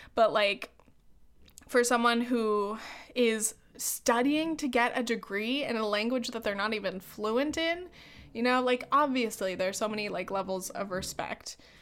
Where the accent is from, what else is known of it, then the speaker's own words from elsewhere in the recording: California, United States; I'm a white woman from the United States. I'm from California.